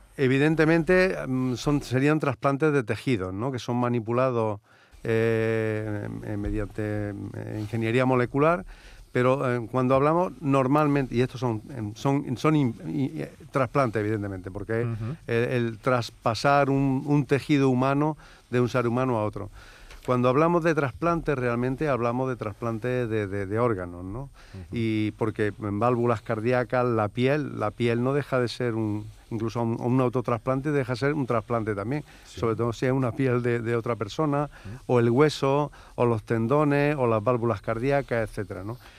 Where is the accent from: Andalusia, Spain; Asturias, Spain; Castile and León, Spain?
Andalusia, Spain; todos los que trabajamos ya desde hace muchísimos años y somos andaluces